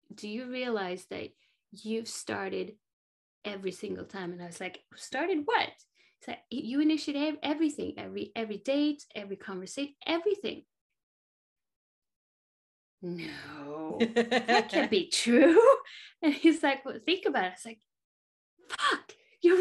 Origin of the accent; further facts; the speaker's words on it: Sweden; I grew up in Sweden